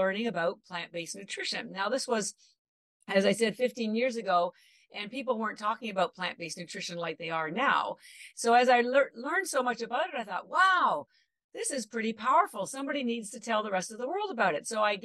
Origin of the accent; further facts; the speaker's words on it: Canada; now in Boston, United States; I live in Boston, but I'm actually Canadian